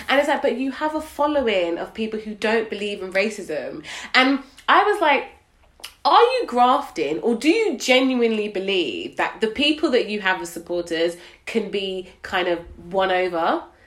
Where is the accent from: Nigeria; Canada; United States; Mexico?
Nigeria; I'm Nigerian